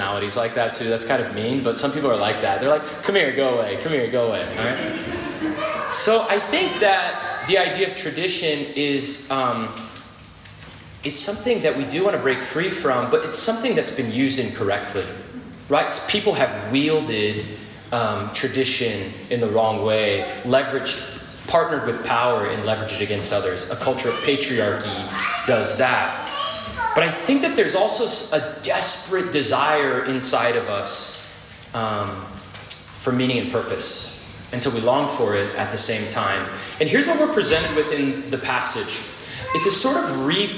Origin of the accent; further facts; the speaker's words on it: Phoenix, Arizona, United States; I grew up in Phoenix